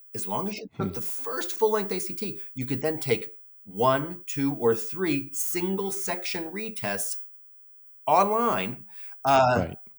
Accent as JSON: {"language": "English", "town": "New York City", "region": "New York", "country": "United States", "tie": "born or raised there", "said": "I grew up in the Bronx"}